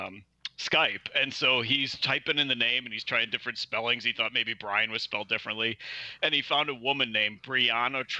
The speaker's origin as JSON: {"language": "English", "town": "Chicago", "region": "Illinois", "country": "United States", "said": "I am from Chicago, from the actual city."}